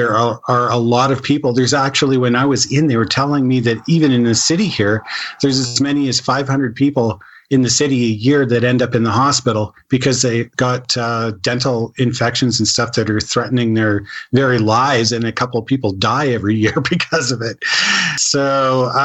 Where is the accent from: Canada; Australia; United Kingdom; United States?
Canada; I'm a Canadian